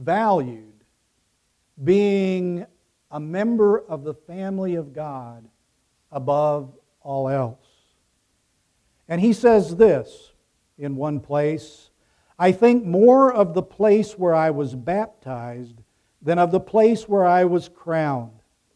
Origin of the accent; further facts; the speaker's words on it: Ecuador; moved away as an adult; now in United States; I grew up in Ecuador, the child of missionaries. I didn't come back to the United States until I was 18 years old.